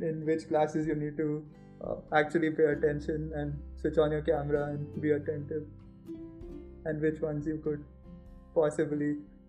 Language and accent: English; Bangalore, Karnataka, India; So, I mean, I'm from Bangalore, right? So I've mostly spent my time in the Karnataka area only.